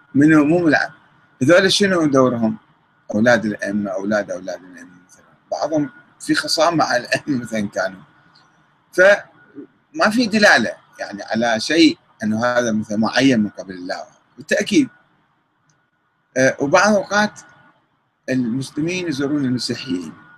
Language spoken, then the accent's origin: Arabic; Iraq; عندنا بالعراق